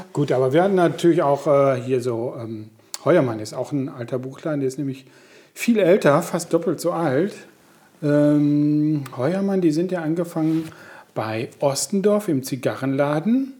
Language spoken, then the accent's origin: German; Coesfeld, North Rhine-Westphalia, Germany; Ich bin ja auf der Hamsgasse groß geworden